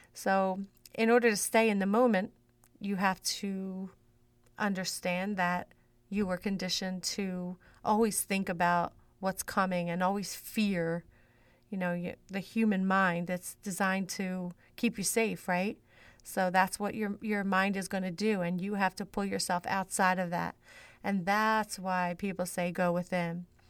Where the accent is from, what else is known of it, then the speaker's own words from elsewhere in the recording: Philadelphia, Pennsylvania, United States; I grew up in South Philly. Um, that's South Philadelphia